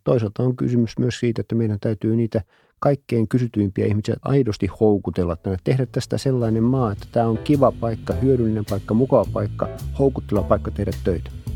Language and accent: Finnish; Ostrobothnia, Finland; Mä kun olen Pohjanmaalta